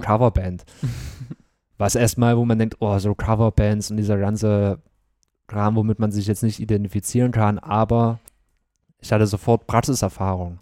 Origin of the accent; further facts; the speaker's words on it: Bad Klosterlausnitz, Thuringia, Germany; also born or lived in Gera; Und dann sind meine Eltern mit mir natürlich nach Bad Klosterlausitz Bad Klosterlausnitz gezogen